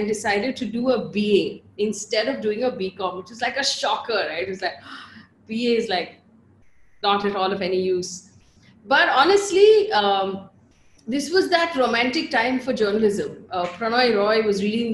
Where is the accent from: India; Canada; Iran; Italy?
India; Bangalore, Karnataka; moved away as an adult; also born or lived in Chikmagalur; now in Mumbai, India; So all schooling in Bangalore, all college in Bangalore. I moved to Mumbai to work when I was 23, but I grew up completely in Bangalore. You can hear it in my accent.